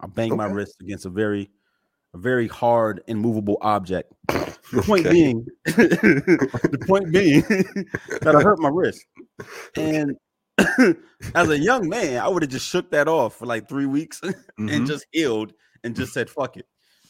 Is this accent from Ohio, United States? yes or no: no; Newburgh, New York, United States; no, I grew up in a savage land, right? Like, mm-hmm. I'm from Newburgh.